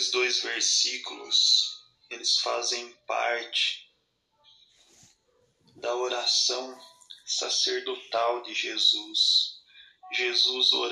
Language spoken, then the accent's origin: Portuguese; Amparo, São Paulo, Brazil; sou da cidade de Amparo, aqui de São Paulo.